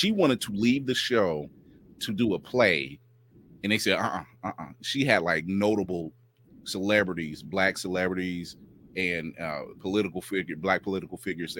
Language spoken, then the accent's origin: English; Akron, Ohio, United States; Shout out to my hometown Akron, Ohio